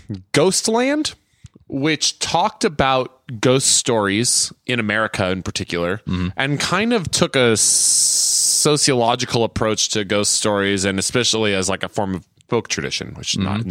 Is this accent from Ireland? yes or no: no; San Jose, California, United States; I grew up near the Winchester House.